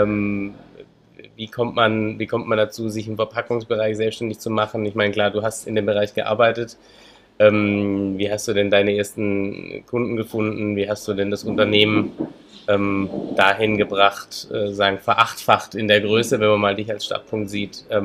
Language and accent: German; Baden-Württemberg, Germany; Ich komme aus Hohenlohe.